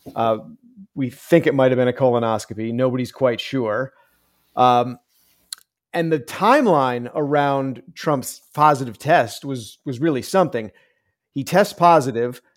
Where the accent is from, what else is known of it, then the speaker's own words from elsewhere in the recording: Northeast, United States; I grew up in the Northeast